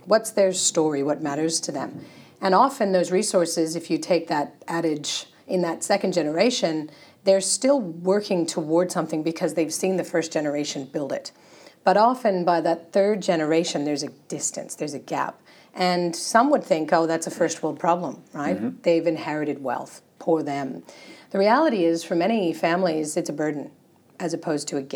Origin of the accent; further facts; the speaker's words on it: United States; moved away as an adult; now in Australia; It's the American formalities in me